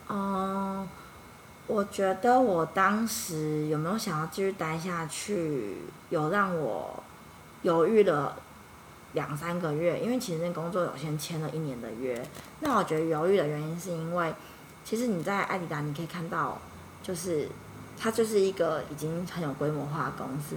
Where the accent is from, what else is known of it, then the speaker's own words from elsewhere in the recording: Yilan, Yilan County, Taiwan; moved away as an adult; also born or lived in Singapore; 我，我，我是在，我是宜兰